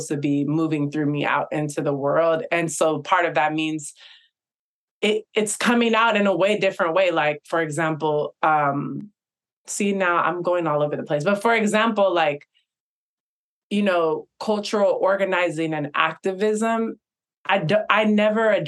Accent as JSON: {"language": "English", "area": "Bay Area", "region": "California", "country": "United States", "tie": "born or raised there", "said": "I grew up in the Bay Area"}